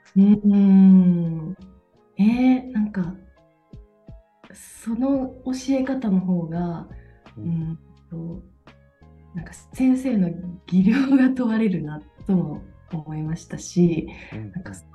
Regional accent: Toyama, Japan; moved away as an adult; now in Denmark; 地元富山

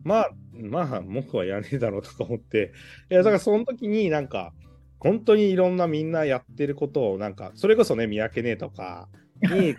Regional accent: Iwanuma, Miyagi, Japan; also born or lived in Tokyo; 自分の生ま れ育った町

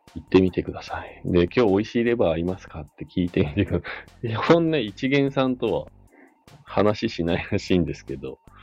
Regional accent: Nagano or Matsumoto, Japan; now in Hakuba, Japan; 長野市とか松本市とか、まあ、地元に帰った時

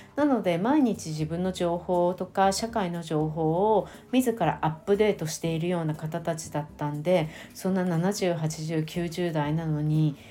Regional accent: Japan; 私は本当に日本に生まれてよかった

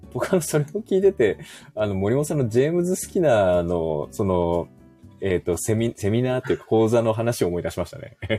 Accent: Kanto, Japan; also born or lived in Yokosuka / Yokohama; 関東出身

